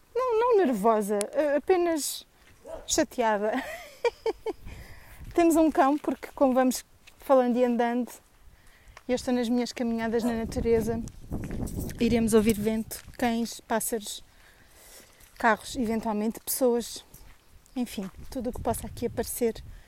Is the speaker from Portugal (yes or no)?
yes; Tomar, Centro, Portugal; Sou tomarense